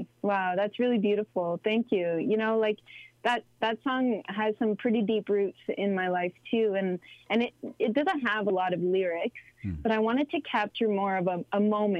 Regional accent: Sudbury, Ontario, Canada; first language French; English is a second language; moved away as an adult; also born or lived in Toronto; my mom's French and my dad's Abenaki. So I grew up in Sudbury, and our home community is Odenak, which is just north of Montreal in Quebec. And unfortunately, I didn't grow up on my home reserve

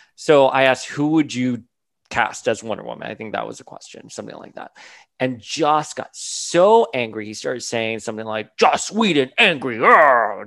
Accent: Miami, Florida, United States; I grew up in Miami during the 80s, early 90s on Calle Ocho with my abuela.

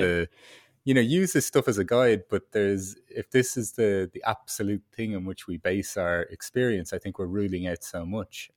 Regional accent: Ireland; moved away as an adult; as an Irish, um, kid growing up

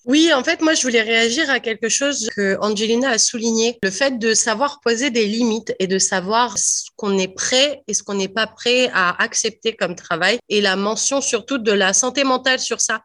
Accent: France; first language French; moved away as an adult; also born or lived in Ontario; now in Canada; en venant de France, avec un bon niveau d'anglais

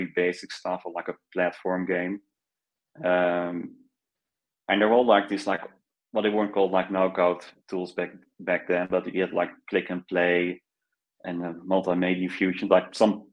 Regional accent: Netherlands; So I'm Dutch. I grew up in the Netherlands

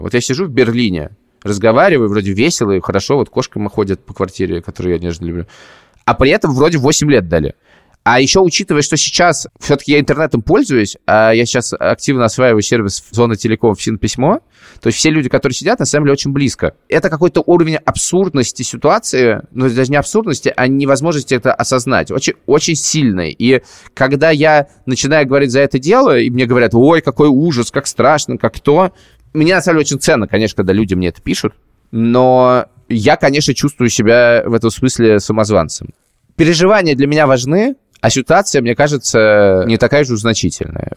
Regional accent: Russia; moved away; я из России.

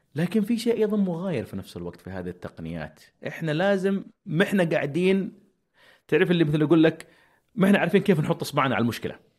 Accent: Saudi Arabia; عندنا في السعوديه

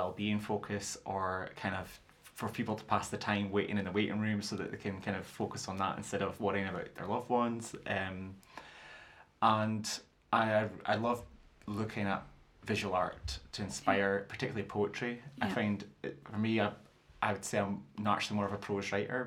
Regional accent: Fraserburgh, Scotland, United Kingdom; accent: broad Doric; also born or lived in Peterhead; I grew up in Fraserburgh in Peterhead, so I spoke broad Doric and do still speak broad

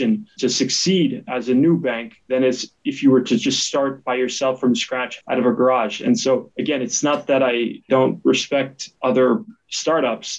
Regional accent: United States; moved away as an adult; also born or lived in New York; now in Switzerland; I was born in the United States, but you know, came to Switzerland in 2017 to pursue my MBA at IMD

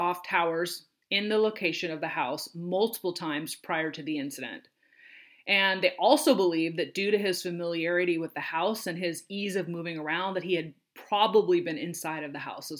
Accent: Washington, United States; I'm from Washington State

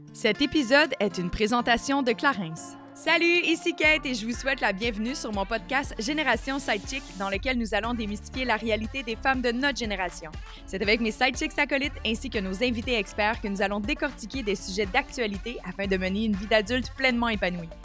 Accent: Quebec, Canada; chez nous au Québec

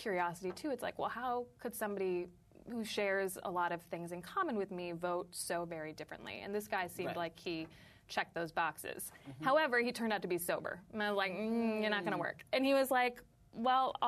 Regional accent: San Francisco, California, United States; now in Brooklyn, United States; I live in Brooklyn. I'm from San Francisco

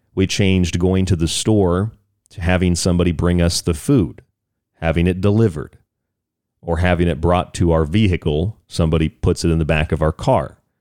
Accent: Florida, United States; I'm from Florida, so I grew up with there, with there are a lot of hurricanes

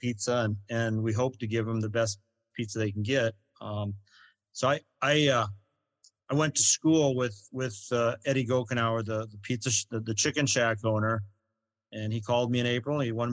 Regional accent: Iowa, United States; moved away; we're from Iowa

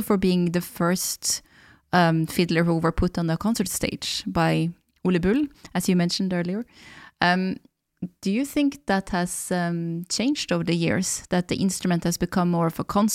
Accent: Valdres, Innlandet, Norway; English is a second language; I'm from Valdres, our springers actually sound quite different because of the rhythm and the geographical difference

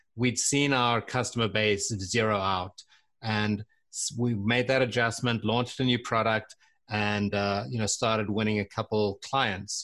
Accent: South Africa; moved away as an adult; also born or lived in London, United Kingdom / Santa Barbara, United States / Seattle, United States; I was born in South Africa

